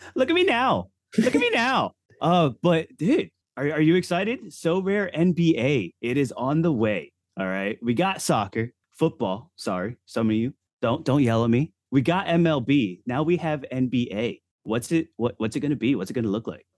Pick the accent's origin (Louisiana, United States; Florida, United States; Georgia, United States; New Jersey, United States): Florida, United States; Orlando; I am from Orlando, Florida